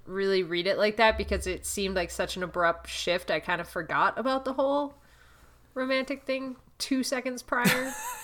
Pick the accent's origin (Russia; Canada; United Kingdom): Canada; As a Canadian